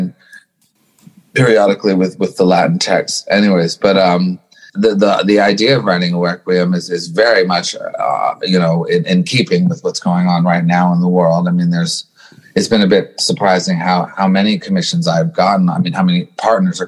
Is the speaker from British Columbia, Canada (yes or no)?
no; Montreal, Quebec, Canada; I was brought up in Montreal